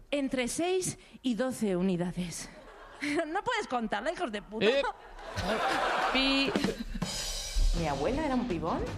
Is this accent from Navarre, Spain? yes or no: yes; Pamplona, Navarre, Spain; soy una vasca fake porque soy de Pamplona. soy de Navarra, que es un poco como el Portugal de los vascos.